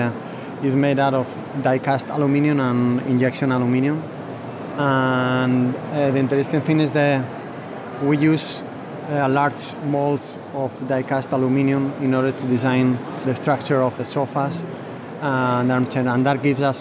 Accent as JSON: {"language": "English", "town": "Valencia", "region": "Valencian Community", "country": "Spain", "also_born_or_lived": "London", "moved": "as an adult", "said": "I'm from Valencia. I study here, but then I study as well in London for a couple of years, and then I live in London for 15 years and then move back to Valencia"}